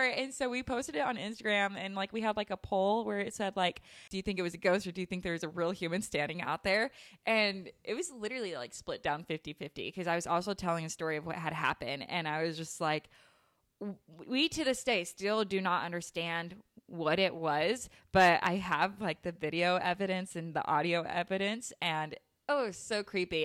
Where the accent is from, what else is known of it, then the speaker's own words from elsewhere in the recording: Utah, United States; I grew up in Utah